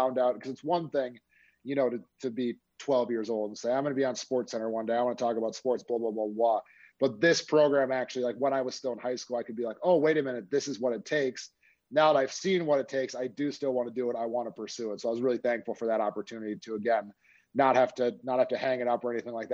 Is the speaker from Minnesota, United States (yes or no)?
yes; Minnesota suburbs, United States; moved away; also born or lived in Nebraska; I'm actually from Minnesota originally. So I grew up in the Minnesota suburbs.